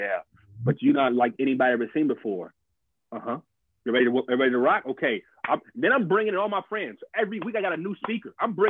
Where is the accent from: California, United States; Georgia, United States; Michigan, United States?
Georgia, United States; Atlanta; I'm from Southside Atlanta. I got to do it my way.